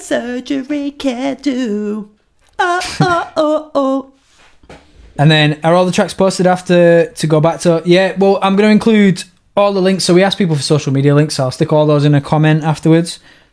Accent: United Kingdom; Now, once again, we're British

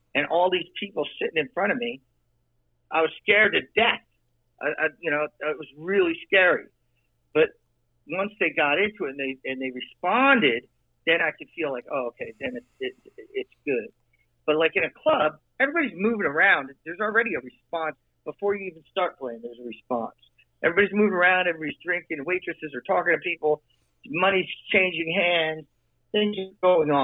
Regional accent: New Jersey, United States; I'm from Jersey.

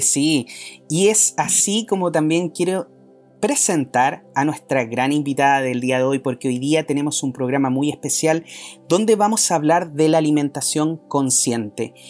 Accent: Chile; nosotros como, como chilenos

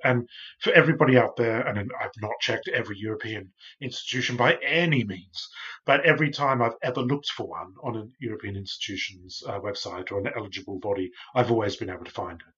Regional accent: Australia; now in United Kingdom; I'm from Australia, but I live in the U K now.

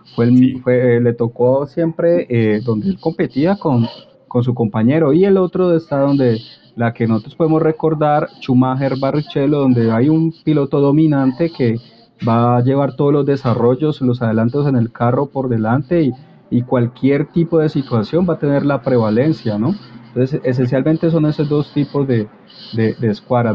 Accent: Colombia

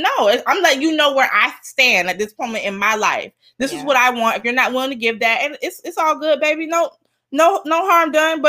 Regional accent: Miami, Florida, United States; And I'm Miami from Miami.

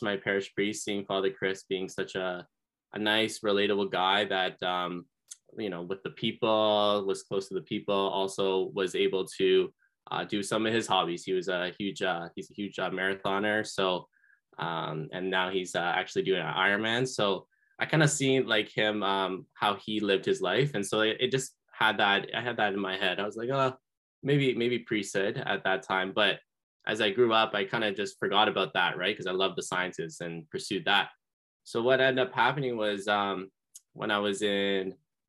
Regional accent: Seaforth, Ontario, Canada; now in London, Canada; I'm originally from Seaforth, Ontario, which is near Lake Huron. My mom and I moved to London just last year. So I'm getting to know the area in London, but grew up in a small town in Seaforth.

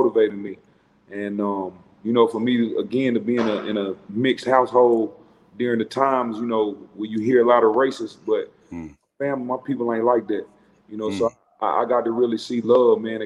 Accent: Charlotte, North Carolina, United States; I'm born and raised in Charlotte, North Carolina

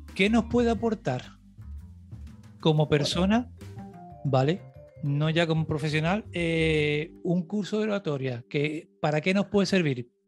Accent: Cádiz, Andalusia, Spain; moved away; also born or lived in the island (unspecified); Yo soy de Cádiz. Yo vine en el 95, de Cádiz capital. Yo vine en el 95 aquí a la isla

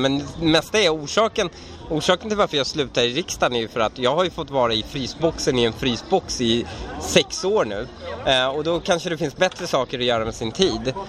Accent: Sweden; also born or lived in Iran; jag känner mig iransk, eh, svensk-iransk. Jag känner mig uppvuxen här som en invandrare

